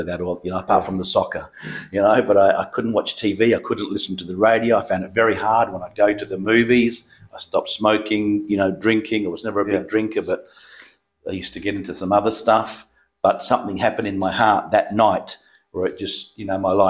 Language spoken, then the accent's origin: English; Perth, Western Australia, Australia; also born or lived in Southampton, England; I grew up in Balcatta.